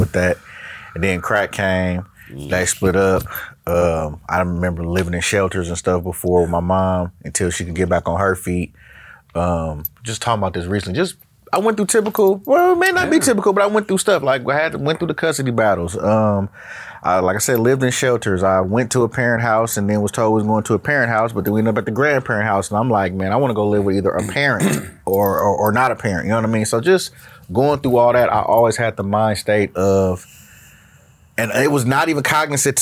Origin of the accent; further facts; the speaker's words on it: Oakland, California, United States; also born or lived in San Leandro; born and raised in Oakland, well, born in San Leandro